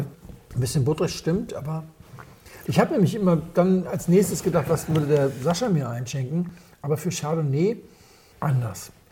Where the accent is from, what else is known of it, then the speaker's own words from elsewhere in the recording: Hamburg, Germany; Ich komme aus Hamburg